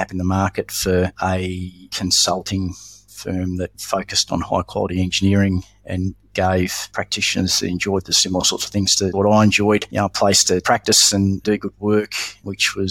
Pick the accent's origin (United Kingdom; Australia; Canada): Australia; Melbourne, Victoria; also born or lived in Brisbane; I grew up predominantly in Melbourne with a brief stint in Brisbane